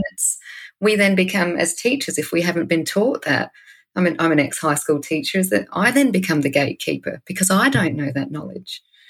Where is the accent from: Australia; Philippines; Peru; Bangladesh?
Australia; Wiradjuri country, New South Wales; moved away; I'm from Sejuna, Wiradjuri